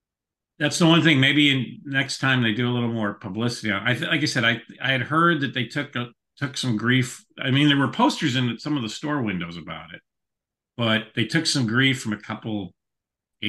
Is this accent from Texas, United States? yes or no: no; Skokie, Illinois, United States; also born or lived in Morton Grove; now in Lake Forest, United States; I grew up in Skokie and Morton Grove